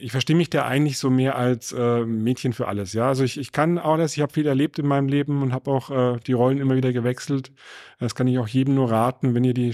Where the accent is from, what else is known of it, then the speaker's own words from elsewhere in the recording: Nuremberg, Bavaria, Germany; born there; Ich bin gebürtiger Nürnberger, also ich, ich kenne die Gegend recht gut.